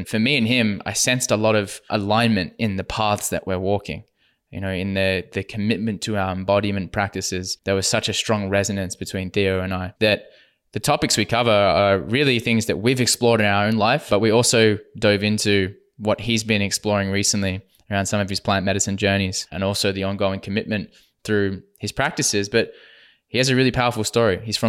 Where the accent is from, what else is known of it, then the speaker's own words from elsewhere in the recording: Perth, Western Australia, Australia; moved away as an adult; I've only been back in Perth just over a year